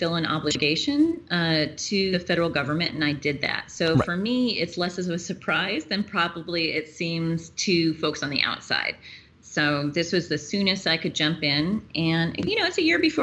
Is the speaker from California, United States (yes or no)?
no; Auburn, Washington, United States; I am born and raised in the area, and I grew up in Auburn in my great-grandfather's old farm property and graduated from Auburn High School